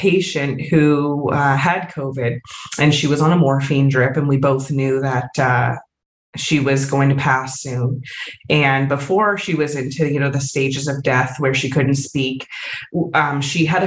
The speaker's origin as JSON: {"language": "English", "country": "Canada", "moved": "yes", "said": "I am from Canada originally"}